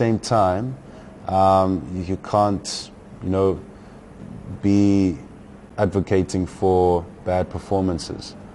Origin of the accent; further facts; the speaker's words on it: South Africa; the one thing that we possess as South Africans and as a South African team